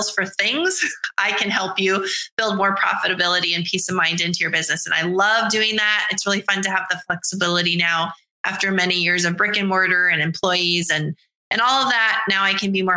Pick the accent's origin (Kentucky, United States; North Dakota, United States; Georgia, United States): North Dakota, United States; moved away as an adult; now in Nashville, United States; born and raised in North Dakota, lived there forever